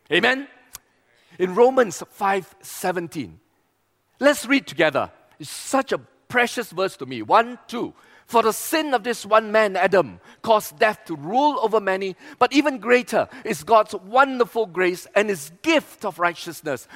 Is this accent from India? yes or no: no; East Malaysia, Malaysia; we come from East Malaysia